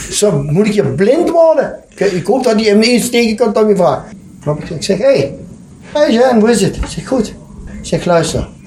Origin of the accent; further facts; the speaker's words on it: Limburg, Netherlands; Ik ben een Limburger. Dat moeten we heen. Het is toch belachelijk dat ik ben goede voetbal. En als ik dan plaat praat of Nederlands praat, kunnen ze me niet verstaan.